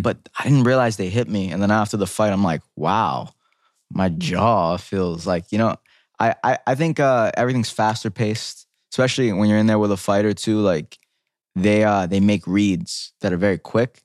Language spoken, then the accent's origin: English; New York City, New York, United States; growing up in the Bronx